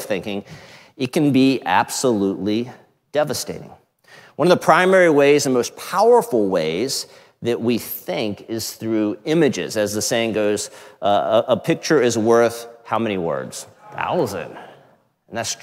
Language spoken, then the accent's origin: English; Outer Banks, North Carolina, United States; moved away; we were just out east where I grew up in the Outer Banks